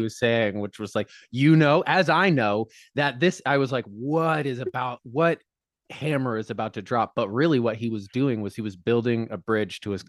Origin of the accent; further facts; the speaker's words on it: Colorado, United States; moved away as an adult; I grew up in Colorado lived there till I was 22